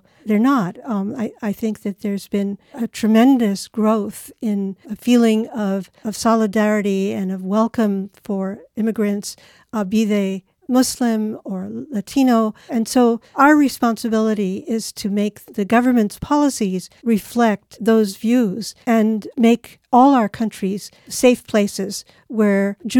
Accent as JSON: {"language": "English", "country": "Japan", "tie": "born or raised there", "said": "I grew up in Japan."}